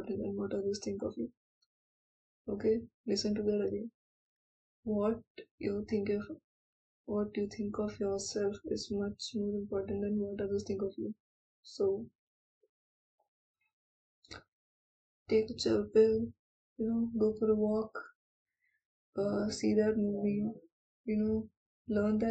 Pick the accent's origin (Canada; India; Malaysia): India; I'm Indian